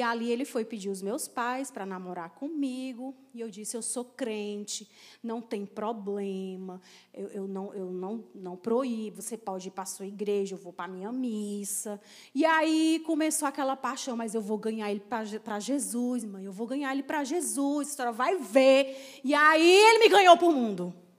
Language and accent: Portuguese; Crateús, Ceará, Brazil; now in Fortaleza, Brazil; eu não sou daqui de Fortaleza, sou de Crateús. Então, era, era uma família muito renomada lá na minha cidade